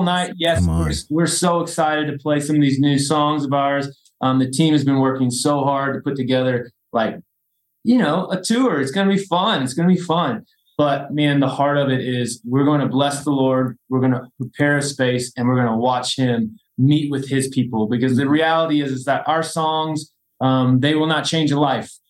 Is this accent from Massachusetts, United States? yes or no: no; Evansville, Indiana, United States; moved away; my hometown, Evansville, Indiana